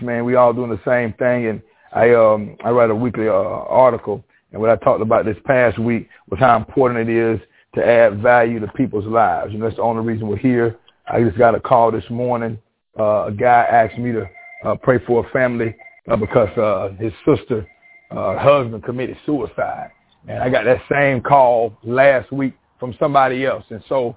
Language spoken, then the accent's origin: English; Panama City, Florida, United States; also born or lived in Walton County, Florida / Union Springs, Alabama; I'm born and raised in Panama City, Florida